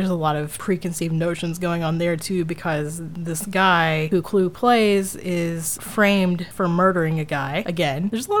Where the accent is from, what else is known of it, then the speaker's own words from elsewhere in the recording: the South, United States; I grew up in the South where we're taught the Civil War like crazy.